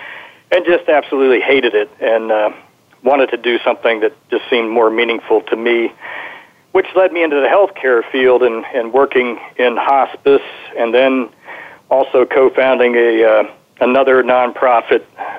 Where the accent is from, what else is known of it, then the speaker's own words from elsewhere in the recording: Virginia, United States; Virginia, but not France.